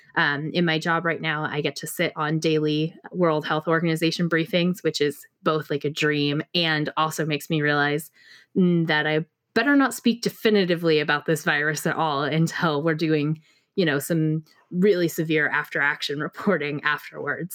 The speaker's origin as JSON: {"language": "English", "region": "Pacific Northwest", "country": "United States", "tie": "born or raised there", "moved": "as an adult", "lives_now": "Austin, United States", "said": "I may be Pacific Northwest born, bred, raised, lived thirty-plus years, but, uh, six months in Texas"}